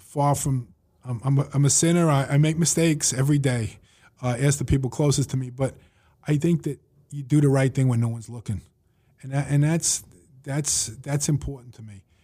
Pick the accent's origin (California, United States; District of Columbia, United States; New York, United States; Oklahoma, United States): New York, United States; New York City; I grew up in Woodhaven